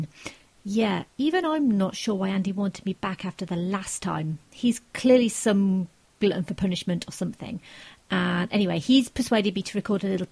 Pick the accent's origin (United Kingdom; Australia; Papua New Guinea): United Kingdom; I'm British